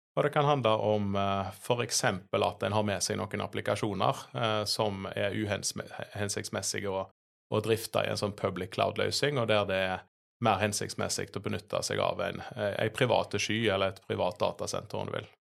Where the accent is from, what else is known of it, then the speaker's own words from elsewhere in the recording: Sveio, Vestland, Norway; moved away as an adult; also born or lived in Bergen / Oslo; jeg er jo fra, fra Høgalandet. Eh, oppvokst i, i Sveio